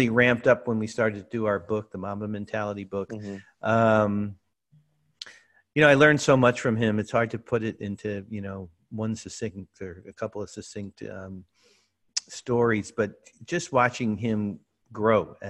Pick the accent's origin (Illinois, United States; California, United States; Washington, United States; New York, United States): New York, United States; New York City; I grew up in Brooklyn.